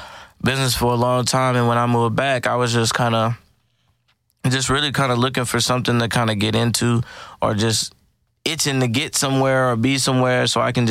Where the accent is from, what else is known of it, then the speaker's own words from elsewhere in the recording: Houston, Texas, United States; I went to Clearbrook.